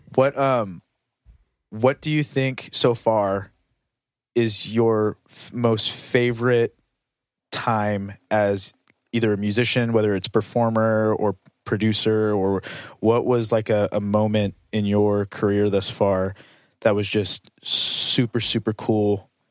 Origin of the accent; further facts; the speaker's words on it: United States; I'm American